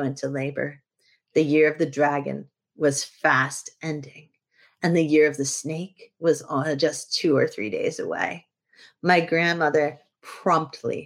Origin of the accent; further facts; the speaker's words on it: New England, United States; I'm from New England.